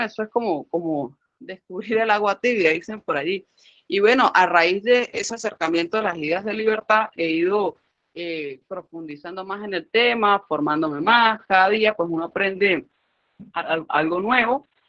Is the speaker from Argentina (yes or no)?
no; Venezuela; a nosotros los venezolanos tanto nos cuestan, por lo menos a los que seguimos aquí en el país.